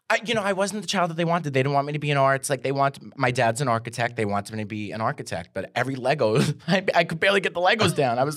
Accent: New York, United States; and I went into Dunkin' Donuts because I'm from New York

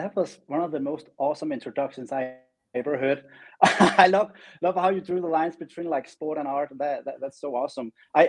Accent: Denmark; now in Los Angeles, United States; And when I moved from Denmark to the other side of the world, being Los Angeles, where I have my studio now, it really gave me wings.

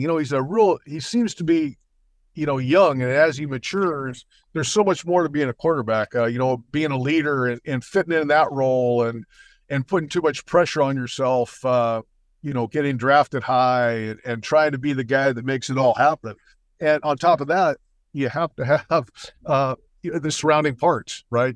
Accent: New York, United States; I was born in New York

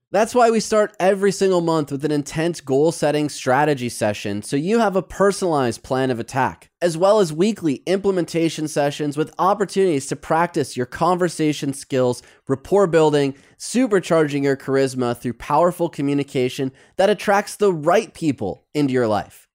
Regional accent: Michigan, United States; also born or lived in New York City; now in Los Angeles, United States; my friends from back home in Michigan

